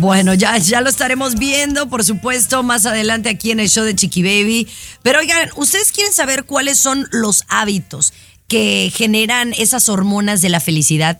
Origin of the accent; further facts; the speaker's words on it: Mexico; donde no somos los mexicanos la, la mayoría